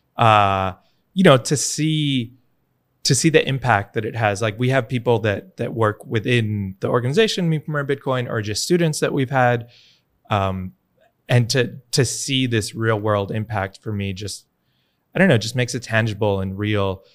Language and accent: English; New York, United States; moved away as an adult; now in El Salvador; I'm from New York originally